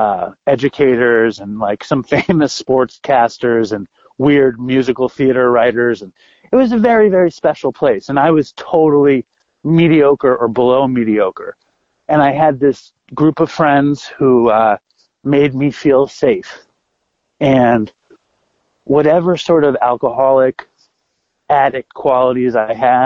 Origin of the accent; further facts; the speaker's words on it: New York City, New York, United States; I grew up in Manhattan. I grew up in Chelsea